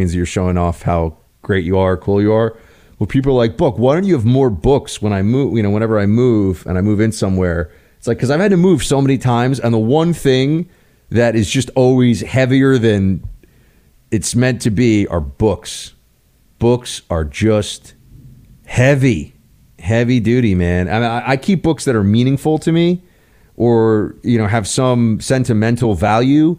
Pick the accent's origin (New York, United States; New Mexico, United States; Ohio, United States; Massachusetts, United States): New York, United States; New York City; moved away; because it's my hometown